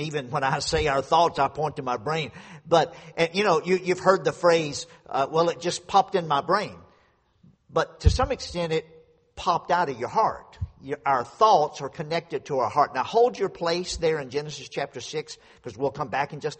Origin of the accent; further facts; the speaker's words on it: Louisiana, United States; moved away; I grew up down in Louisiana, out in the country on a dead-end dirt road, two houses on the road